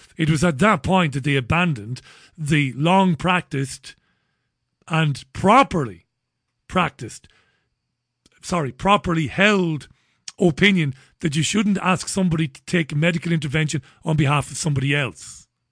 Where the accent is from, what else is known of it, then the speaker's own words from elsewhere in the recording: Ireland; an Irishman like me